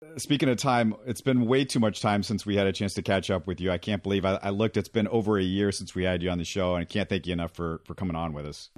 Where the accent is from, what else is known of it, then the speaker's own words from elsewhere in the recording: Houston, Texas, United States; I grew up in Houston when Five Slam a Gem was going on